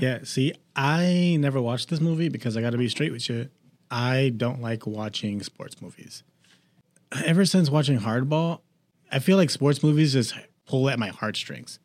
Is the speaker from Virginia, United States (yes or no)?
no; Boston, Massachusetts, United States; I am from Boston